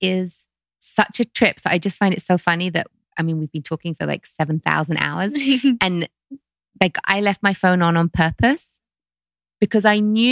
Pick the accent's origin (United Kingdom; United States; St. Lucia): United Kingdom; London; growing up in London